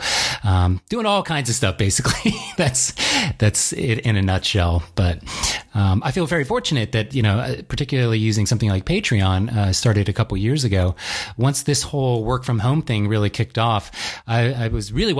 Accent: Virginia, United States; also born or lived in DC, Maryland region; I grew up in Virginia originally

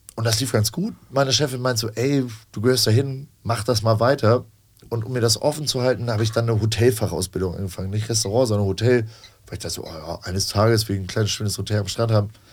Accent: Hamburg, Germany; also born or lived in Elsfleth; ich bin gebürtiger Hamburger, habe hier tatsächlich aber nur so Aushilfsjobs gemacht neben der Schule

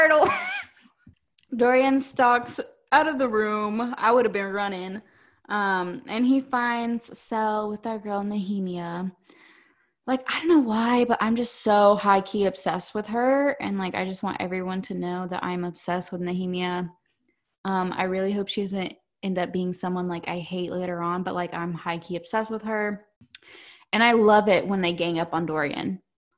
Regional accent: the South, United States; we're from the South

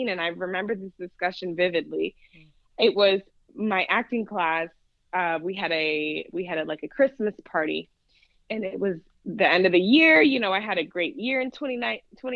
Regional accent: Orlando, Florida, United States; moved away as an adult; also born or lived in Kissimmee, Florida / Tampa, Florida; now in Los Angeles, United States; Yes, I'm originally from Florida. I was born in Orlando and I lived in Orlando, Kissimmee, Tampa, up until I moved

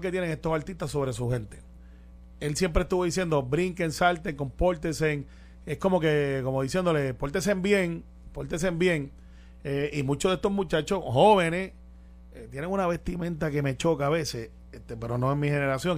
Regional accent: Guaynabo, Puerto Rico; Conozco todos los rincones de Guaynabo. Yo soy de Guaynabo, Santa Rosa dos, Cantagallo

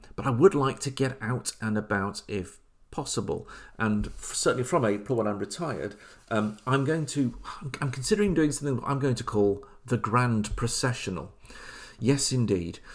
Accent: Oadby, East Midlands, United Kingdom; moved away; I grew up in Oadby Leicester

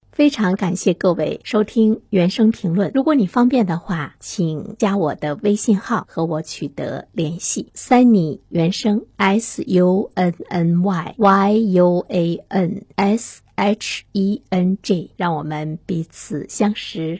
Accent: China; 我们中国人富裕起来之后

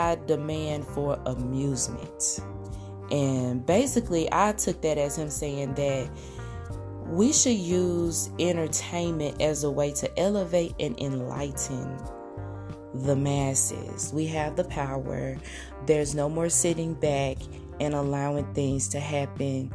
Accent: Arkansas, United States; now in Oklahoma, United States; I'm originally from Arkansas, but I currently live in Oklahoma, both very beautiful states. I'm very proud of my southern / mid-south roots.

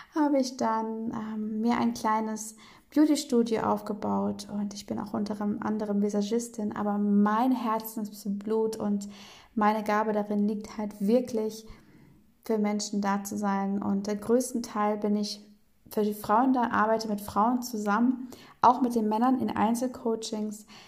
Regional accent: Bremen, Germany; in Bremen bin ich aufgewachsen

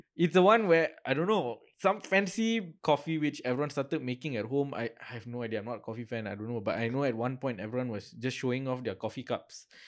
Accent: Seremban, Negeri Sembilan, Malaysia; now in Kuala Lumpur, Malaysia; my hometown is in Seremban.

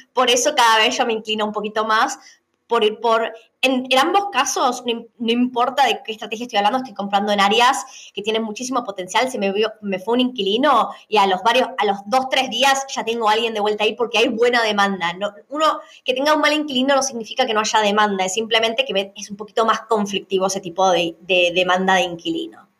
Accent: Argentina; now in Australia; tanto vos como yo somos argentinas

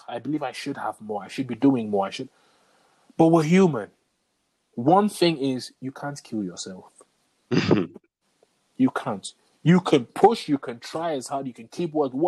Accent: England, United Kingdom; growing up in England.

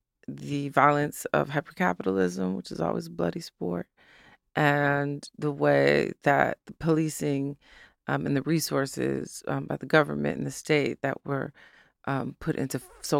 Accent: Detroit, Michigan, United States; I'm always reminding everyone that I'm from Detroit and always being as connected as possible.

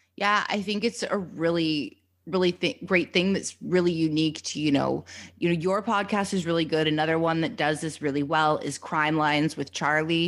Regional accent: Canada; being a Canadian, you know, coming from Canada

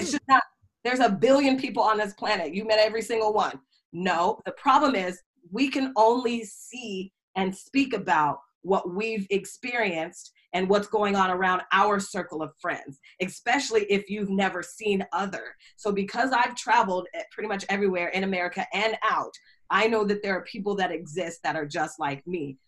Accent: Seattle, Washington, United States; moved away as an adult; also born or lived in New York / Indianapolis; I'm from Seattle

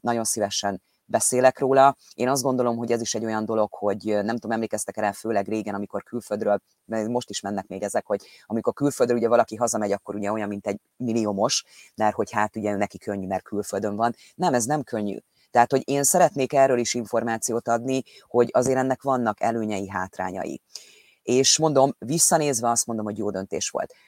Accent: Hungary; moved away as an adult; now in England, United Kingdom; ott születtünk, ott van a családunknak egy nagy része Magyarországon

